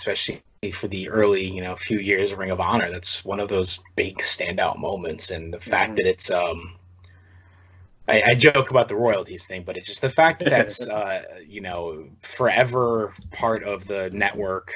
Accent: East Lansing, Michigan, United States; moved away; also born or lived in Holt, Michigan; my hometown of East Lansing, Michigan, Holt, Michigan, that area.

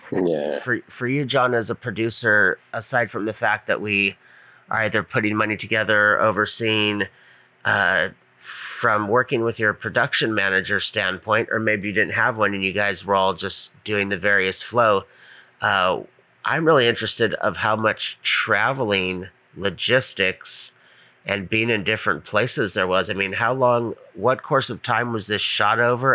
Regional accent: Hawaii, United States; I'm from Hawaii

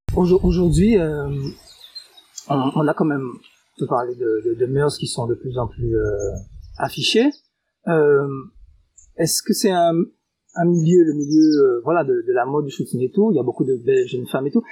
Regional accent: Guadeloupe; chez nous en Guadeloupe

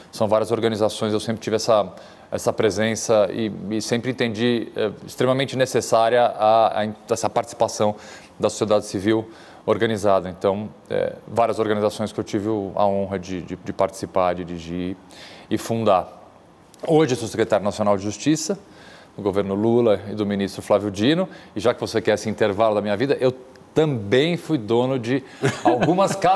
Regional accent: São Paulo, Brazil; Eu tenho 46 anos, nascido e criado aqui em São Paulo.

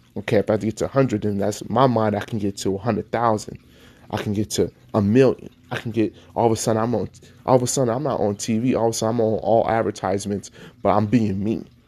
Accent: Nevada, United States; I grew up in Nevada

